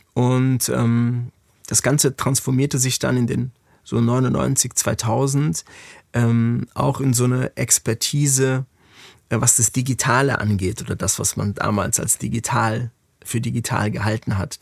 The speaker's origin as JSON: {"language": "German", "town": "Frankfurt", "region": "Hesse", "country": "Germany", "tie": "born or raised there", "moved": "as an adult", "lives_now": "Berlin, Germany", "said": "meine Heimatstadt Frankfurt"}